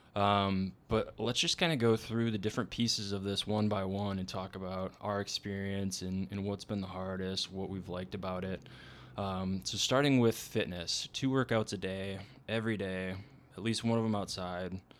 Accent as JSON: {"language": "English", "region": "Minnesota", "country": "United States", "said": "we're both from Minnesota"}